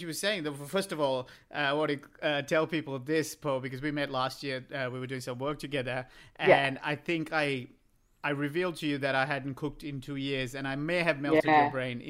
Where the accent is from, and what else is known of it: Australia